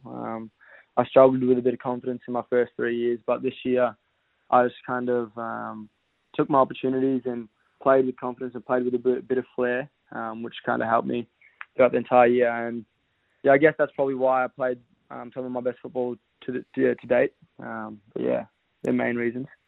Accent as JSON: {"language": "English", "region": "Western Australia", "country": "Australia", "moved": "yes", "lives_now": "Victoria, Australia", "said": "I'm originally from Western Australia, so um, I got I got a bit of family here as well. So I've lived here for yeah eight or eight or so years"}